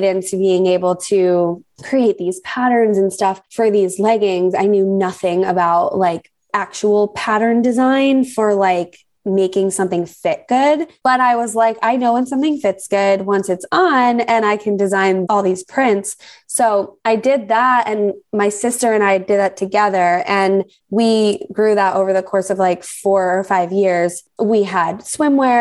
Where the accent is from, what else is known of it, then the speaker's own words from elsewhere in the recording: New Jersey, United States; moved away as an adult; now in South Florida, United States; I live in South Florida. I grew up in New Jersey most of my life and relocated down here about 10-ish, maybe 11 years ago.